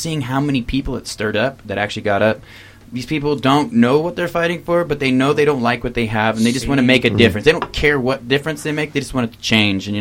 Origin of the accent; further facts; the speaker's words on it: the South, United States; now in Salt Lake City, United States; we're from the South.